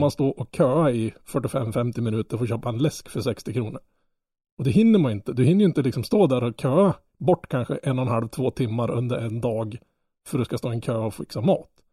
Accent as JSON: {"language": "Swedish", "region": "Norrland", "country": "Sweden", "said": "Jag som norrlänning"}